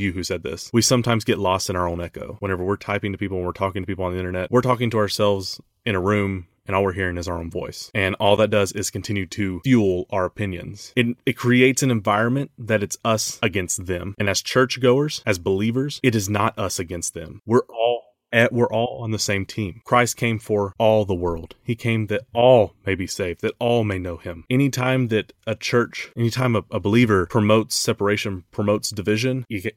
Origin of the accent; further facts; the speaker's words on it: United States; as an American